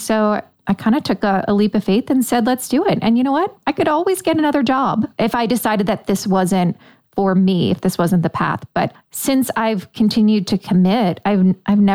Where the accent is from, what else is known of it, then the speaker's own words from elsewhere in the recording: Delaware, United States; moved away as an adult; also born or lived in New York / Manhattan, New York; now in St. Augustine, United States; I was born in New York, raised in Delaware, and then spent most of my adult life in Manhattan or in the boroughs, Queens, Long Island.